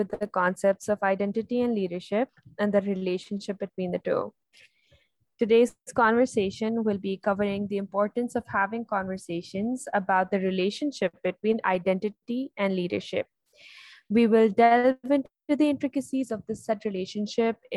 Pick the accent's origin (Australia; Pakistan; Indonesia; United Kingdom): Pakistan; Islamabad, Islamabad Capital Territory; from Islamabad, Pakistan